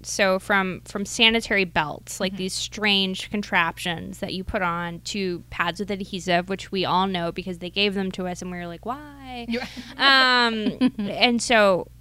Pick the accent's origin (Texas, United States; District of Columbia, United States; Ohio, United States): Ohio, United States; I grew up in Ohio with like no sex education and abstinence only